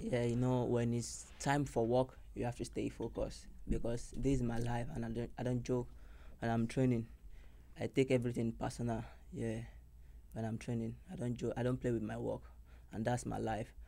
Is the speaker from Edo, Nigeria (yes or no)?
no; Lagos, Nigeria; moved away as an adult; now in Miami, United States; I came all the way from Nigeria, Lagos, Nigeria